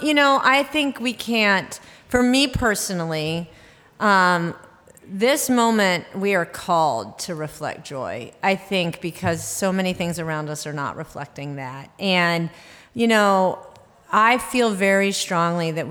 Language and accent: English; the South, United States; now in Minnesota, United States; I'm from the South